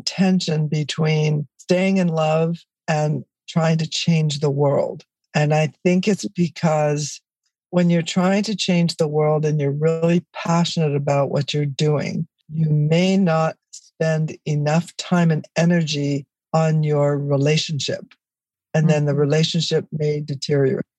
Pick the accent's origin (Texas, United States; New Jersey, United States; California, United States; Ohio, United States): California, United States; Los Angeles; It was four people living in a one bedroom apartment that's what I grew up in in East Los Angeles